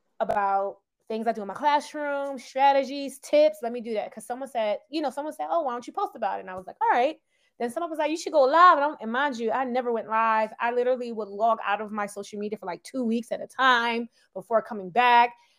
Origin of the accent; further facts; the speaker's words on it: Philadelphia, Pennsylvania, United States; I'm from Philadelphia, born and raised